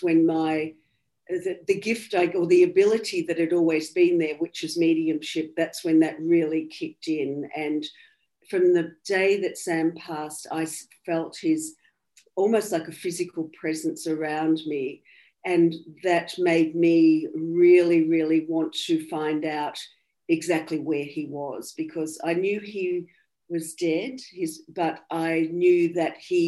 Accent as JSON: {"language": "English", "region": "country Victoria", "country": "Australia", "tie": "born or raised there", "accent": "Australian", "said": "I'm Australian, obviously. That'll be pretty obvious by my accent. I grew up in country Victoria"}